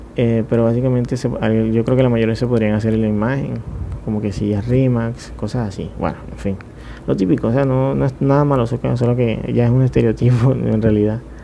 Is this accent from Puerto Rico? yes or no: no; Montería, Córdoba, Colombia; yo soy de Montería